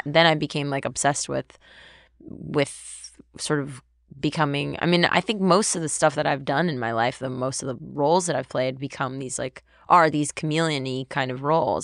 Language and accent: English; Webster, Texas, United States; so I grew up in Texas. I went to a public school in Texas